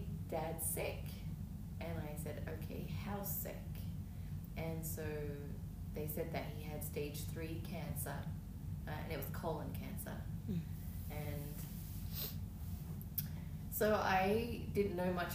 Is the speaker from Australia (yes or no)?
yes; Melbourne, Victoria, Australia; moved away; I'm from Melbourne, Australia.